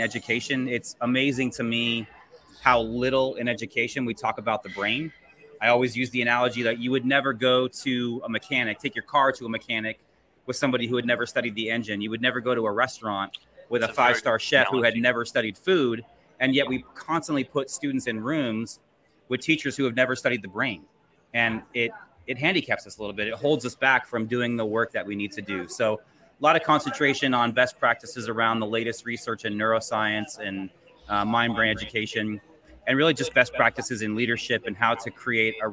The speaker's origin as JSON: {"language": "English", "region": "Southern California", "country": "United States", "said": "I'm an educator from Southern California"}